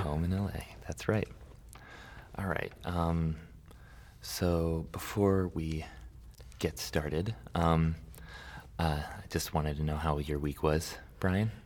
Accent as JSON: {"language": "English", "town": "Santa Barbara", "region": "California", "country": "United States", "tie": "born or raised there", "said": "I grew up in Santa Barbara, um, for most of my life"}